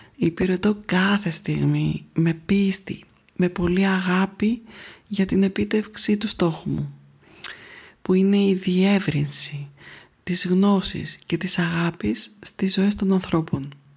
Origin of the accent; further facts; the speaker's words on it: Athens, Attica, Greece; Γεννήθηκα λοιπόν στην Αθήνα